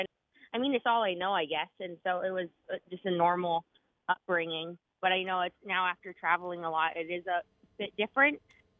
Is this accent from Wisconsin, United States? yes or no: no; Alaska, United States; Or everyone's related. I loved it. I feel so fortunate to have grown up there.